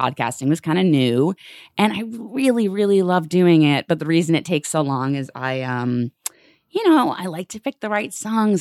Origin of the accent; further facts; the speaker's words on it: New York, United States; my feelings as a New Yorker